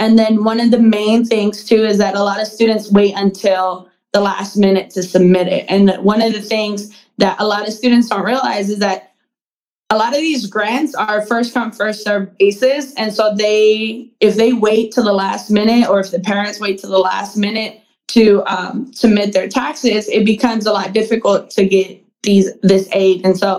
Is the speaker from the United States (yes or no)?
no; Mexico; I know when I was growing up, you know, I'm from Mexico. I was born in Mexico.